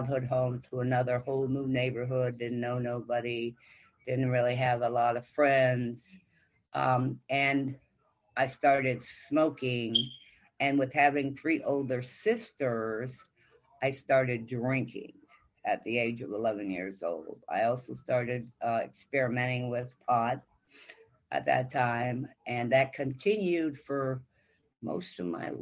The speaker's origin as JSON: {"language": "English", "town": "Wayne", "region": "Michigan", "country": "United States", "tie": "born or raised there", "said": "I grew up in Michigan in the city of Wayne"}